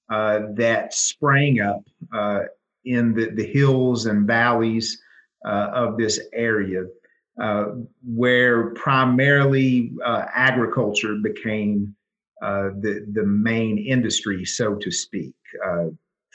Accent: Williamson, West Virginia, United States; now in Logan, United States; I was born and raised in Williamson, West Virginia, which is just about, 25 miles or so south of here, right on the Kentucky border

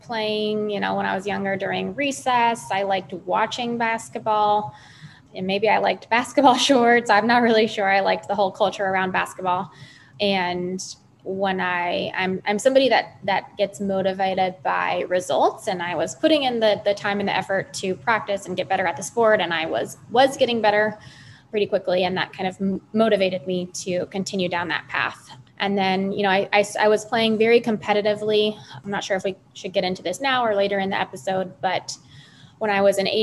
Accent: Los Angeles, California, United States; moved away; I'm originally from Los Angeles, California

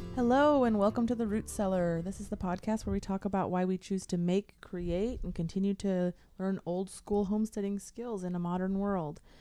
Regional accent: Portland, United States; moved away as an adult; I grew up in Portland

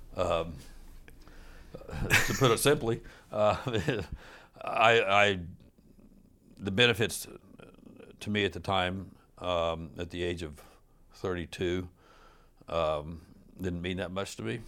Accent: Kansas City, Missouri, United States; moved away as an adult; also born or lived in Los Angeles / Minneapolis; I'm from Kansas City initially, and I'd lived in Los Angeles, and then I'd lived in Minneapolis, and, uh, upon moving back to Kansas City

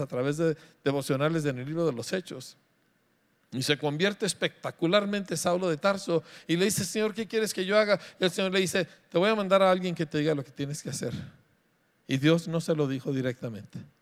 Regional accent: Mexico; somos mexicanos

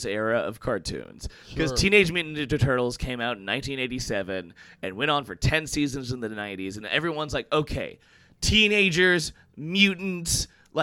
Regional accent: Houston, Texas, United States; now in New York City, United States; I'm from Texas originally

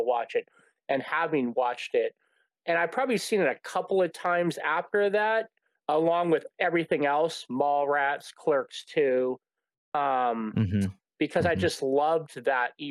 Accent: Vacaville, California, United States; I grew up in Vacaville, so there wasn't a movie theater that played independent movies.

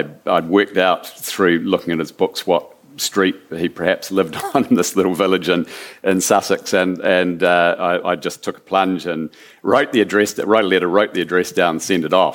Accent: New Zealand; being a Kiwi

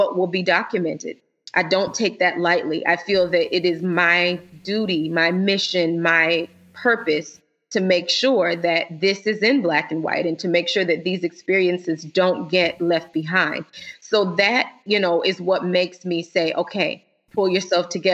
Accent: Florida, United States; now in Illinois, United States; We're originally from Florida

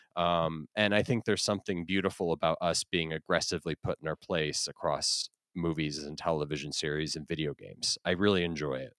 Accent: Florida, United States; I grew up in Florida

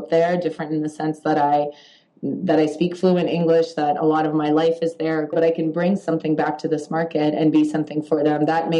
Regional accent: Toronto, Ontario, Canada; also born or lived in Poland; Growing up, especially in Canada, as a child who was an immigrant, because I did immigrate to Canada when I was 6 years old, I always felt that I was different.

